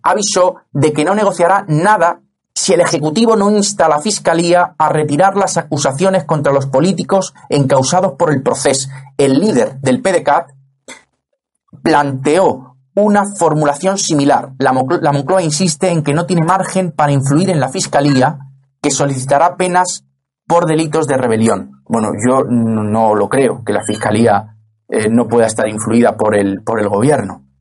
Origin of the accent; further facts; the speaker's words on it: Madrid, Community of Madrid, Spain; yo que soy madrileño